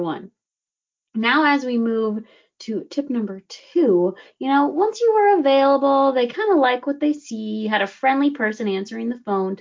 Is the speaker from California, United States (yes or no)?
no; Wisconsin, United States; moved away; I'm from Wisconsin, and back home there was a shop that every single time, like my parents had an issue with their car